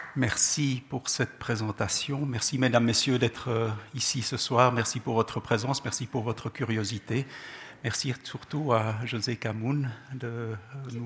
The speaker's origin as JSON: {"language": "French", "town": "Gabès", "region": "Gabès Governorate", "country": "Tunisia", "tie": "born or raised there", "also_born_or_lived": "Czechoslovakia", "first_language": "Czech", "second_language": "French", "moved": "yes"}